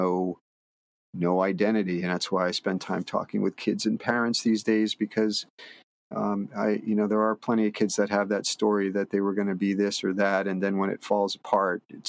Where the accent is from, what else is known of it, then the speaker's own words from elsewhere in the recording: Connecticut, United States; now in Martha's Vineyard, United States; I grew up in Connecticut